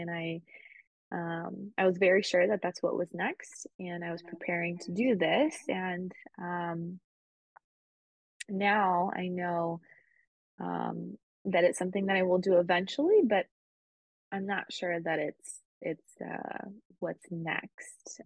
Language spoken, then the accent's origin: English; Spain; moved away; also born or lived in United States; I grew up in Spain